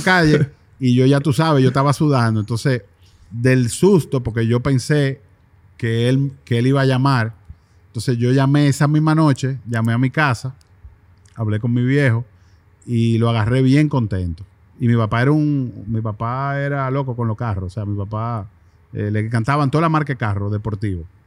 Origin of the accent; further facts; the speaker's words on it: Dominican Republic; nos ven como República Dominicana